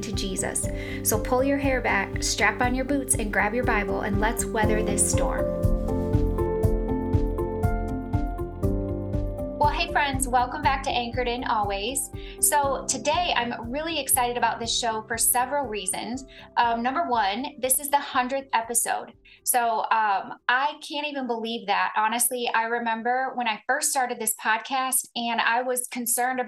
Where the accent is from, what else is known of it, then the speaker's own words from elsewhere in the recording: Clarksville, Tennessee, United States; here in my hometown